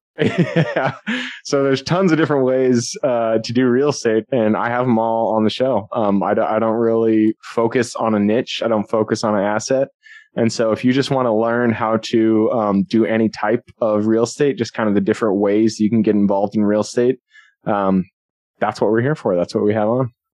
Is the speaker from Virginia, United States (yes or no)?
no; Seattle, Washington, United States; I'm from Seattle.